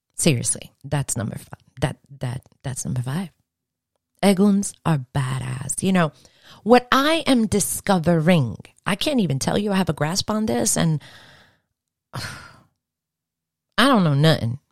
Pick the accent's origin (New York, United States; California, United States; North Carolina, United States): New York, United States; I'm from New York